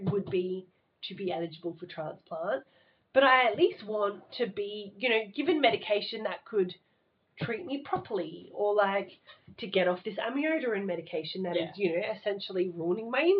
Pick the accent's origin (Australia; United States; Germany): Australia; Adelaide, South Australia; I'm this loner from Adelaide who doesn't know anyone